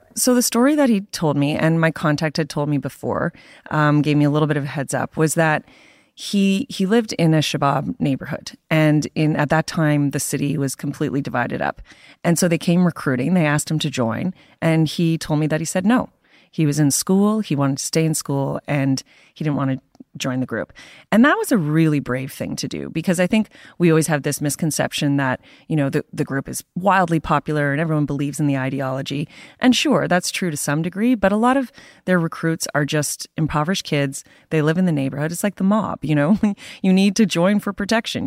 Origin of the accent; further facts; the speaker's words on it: Canada; being a Canadian, working for the Toronto Star